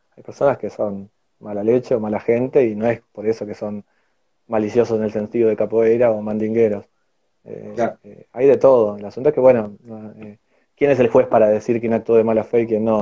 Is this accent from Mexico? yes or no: no; Argentina; somos argentinos